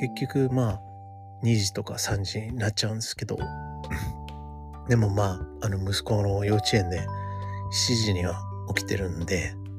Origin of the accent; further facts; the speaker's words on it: United States; now in Japan; アメリカ人として、アメリカで育って